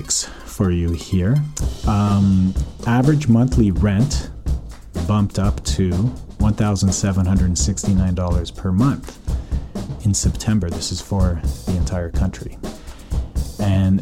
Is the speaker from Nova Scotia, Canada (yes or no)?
no; Calgary, Alberta, Canada; now in North Vancouver, Canada; Born and raised in Calgary, currently living in North Vancouver.